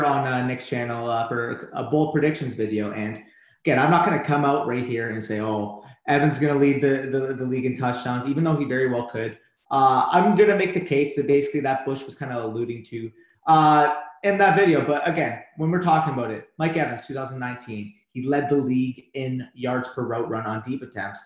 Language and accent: English; Canada; I'm Canadian